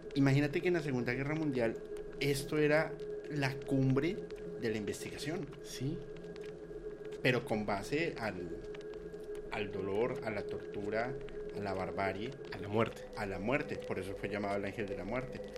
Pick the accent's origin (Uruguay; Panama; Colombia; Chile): Colombia; yo soy de Colombia, no de México